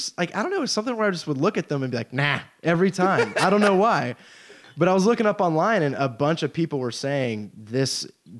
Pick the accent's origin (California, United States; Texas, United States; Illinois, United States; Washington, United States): Texas, United States; Houston; because we're both from Houston.